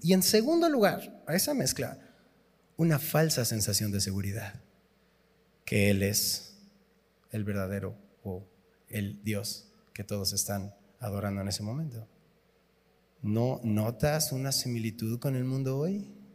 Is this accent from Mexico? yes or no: yes; Tizapán de Zaragoza, Mexico; soy de Tizapán de Zaragoza